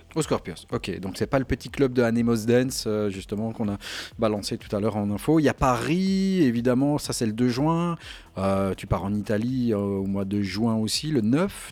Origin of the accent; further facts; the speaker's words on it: Belgium; je suis de Belgique.